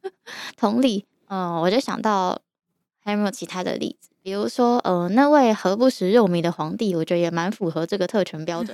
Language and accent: Chinese; Yilan, Yilan County, Taiwan; moved away as an adult; also born or lived in Taipei; 我从小在宜兰长大， 大学之后才开始在台北住